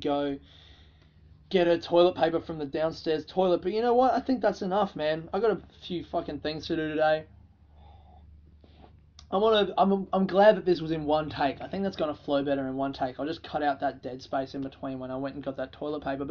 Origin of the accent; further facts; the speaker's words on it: Australia; we're from Australia